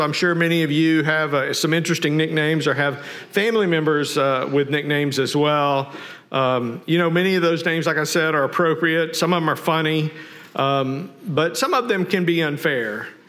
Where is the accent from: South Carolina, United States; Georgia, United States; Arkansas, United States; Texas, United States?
Arkansas, United States; Fayetteville; I grew up in Fayetteville, Arkansas